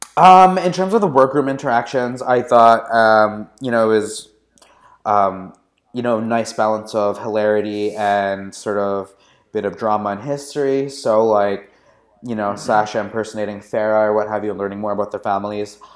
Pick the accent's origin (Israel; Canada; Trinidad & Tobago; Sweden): Canada; now in San Francisco, United States; I am a Canadian living in San Francisco